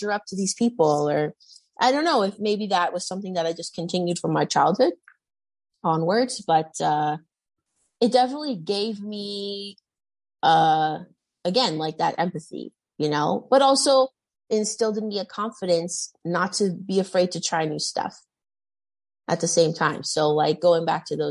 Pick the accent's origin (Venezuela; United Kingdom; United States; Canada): Canada; Toronto, Ontario; I went to like a small private school here in Toronto.